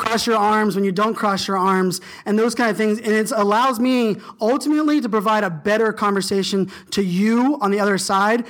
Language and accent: English; Virginia Beach, Virginia, United States; I was a surfer growing up in Virginia Beach